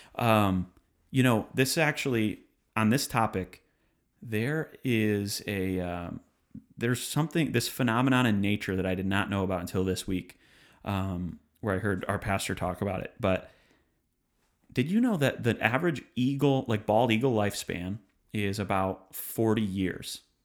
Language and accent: English; Detroit, Michigan, United States; now in Nashville, United States; I come from Detroit, Michigan, the Motor City